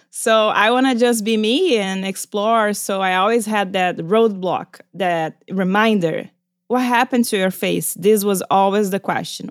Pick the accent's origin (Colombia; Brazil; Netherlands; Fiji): Brazil; moved away; I'm from Brazil. We are very expressive. And also back when I was a kid, there was no internet.